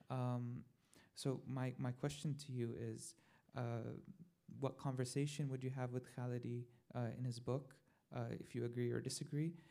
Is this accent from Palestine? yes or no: yes; Nablus, West Bank, Palestine; I'm a Palestinian American uh, from Nablus, also from your hometown.